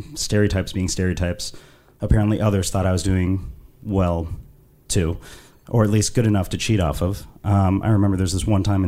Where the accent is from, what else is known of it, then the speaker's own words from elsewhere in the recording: London, United Kingdom; I was raised in London, which I'm sure you can tell from my accent.